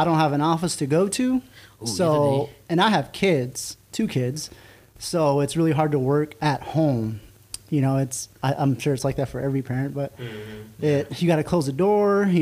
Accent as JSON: {"language": "English", "town": "Tuba City", "region": "Arizona", "country": "United States", "tie": "born or raised there", "said": "I am born and raised here in Arizona, northern Arizona, to be specific. That is... I went to high school, Tuba City"}